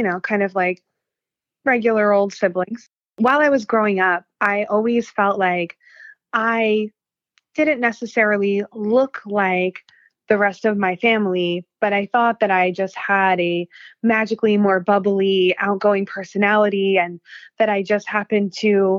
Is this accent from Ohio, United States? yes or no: no; Pennsylvania, United States; I grew up in Pennsylvania